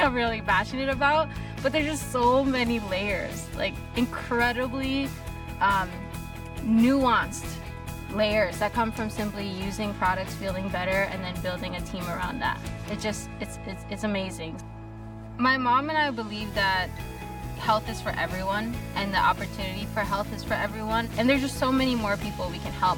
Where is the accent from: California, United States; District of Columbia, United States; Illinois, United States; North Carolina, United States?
California, United States; Long Beach; I'm from Long Beach, California